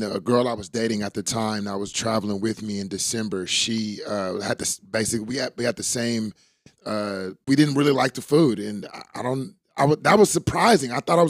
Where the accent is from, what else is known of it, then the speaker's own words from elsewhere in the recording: Oakland, California, United States; born and raised in Oakland